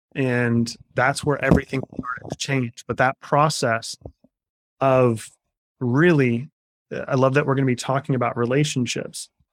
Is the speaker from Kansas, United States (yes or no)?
yes; Kansas, United States; I'm a Kansas farm boy at heart. I grew up in the Midwest